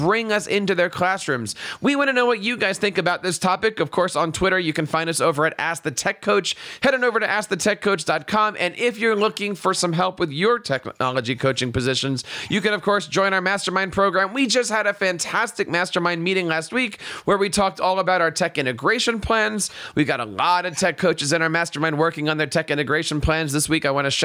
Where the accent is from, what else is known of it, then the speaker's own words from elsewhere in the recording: Philadelphia, Pennsylvania, United States; I'm a big Andy Reid fan growing up in Philadelphia